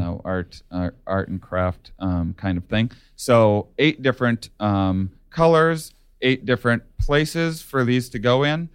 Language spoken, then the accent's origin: English; La Crosse, Wisconsin, United States; where I grew up in La Crosse, Wisconsin.